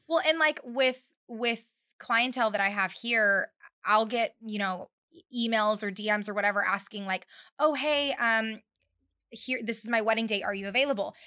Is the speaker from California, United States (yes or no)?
yes; Bakersfield, California, United States; moved away as an adult; now in North Carolina, United States; I was born and raised in Bakersfield, California